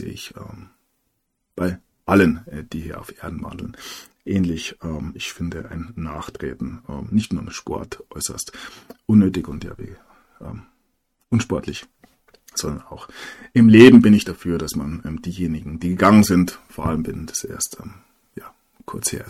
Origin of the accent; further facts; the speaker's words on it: Bavaria, Germany; als Bayer ähm, akzeptiert man ja nur einen Kaiser